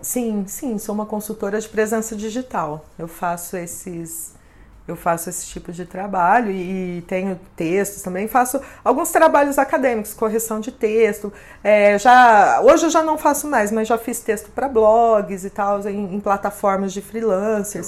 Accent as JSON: {"language": "Portuguese", "town": "São José do Rio Preto", "region": "São Paulo", "country": "Brazil"}